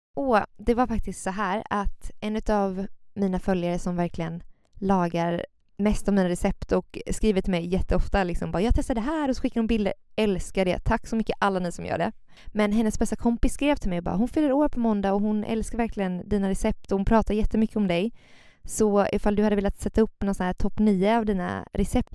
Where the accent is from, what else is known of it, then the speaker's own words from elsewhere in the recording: Gothenburg, Västra Götaland, Sweden; Jag är från Göteborg, bor här